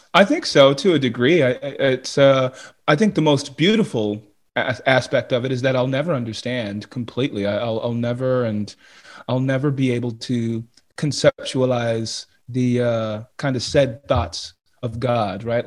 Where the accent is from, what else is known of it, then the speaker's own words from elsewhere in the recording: United States; being an American